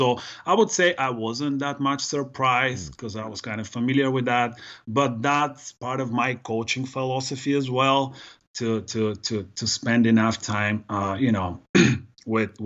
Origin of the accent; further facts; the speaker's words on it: Varna, Varna Province, Bulgaria; also born or lived in New York / Connecticut; now in Southern California, United States; my hometown, Varna